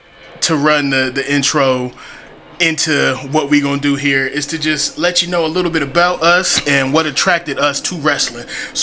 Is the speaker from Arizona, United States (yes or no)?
no; North Carolina, United States; we're from the South, and wrestling fans, you know, if you're from the South, from the North Carolina area like myself